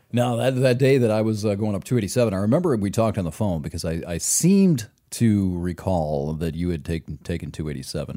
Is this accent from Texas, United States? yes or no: no; Michigan, United States; I'm from Michigan